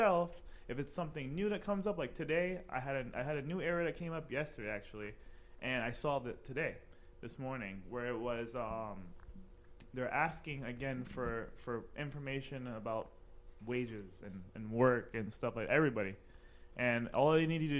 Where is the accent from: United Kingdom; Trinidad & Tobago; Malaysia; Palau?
Trinidad & Tobago; my background is Caribbean. I'm from Trinidad.